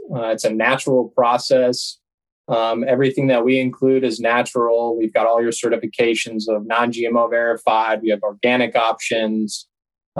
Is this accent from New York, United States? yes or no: yes; Buffalo, New York, United States; moved away as an adult; also born or lived in St. Simons Island, Georgia; I was born and raised in Buffalo, New York